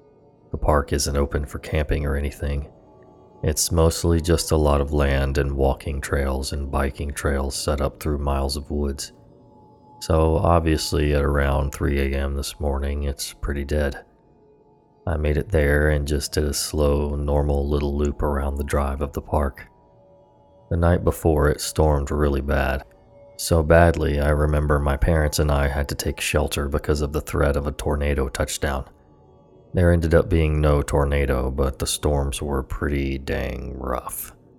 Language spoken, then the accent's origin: English; the South, United States; born or raised there